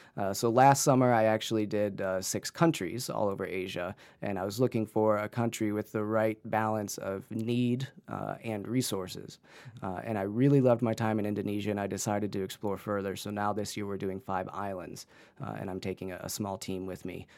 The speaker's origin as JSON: {"language": "English", "town": "Canton", "region": "Ohio", "country": "United States", "tie": "born or raised there", "also_born_or_lived": "New Zealand", "said": "a high-end photography gallery in, in Canton, Ohio, in my hometown"}